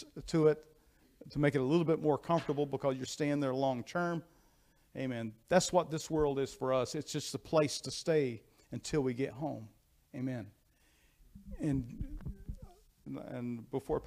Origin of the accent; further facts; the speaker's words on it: United States; I am an American. I'm proud to be an American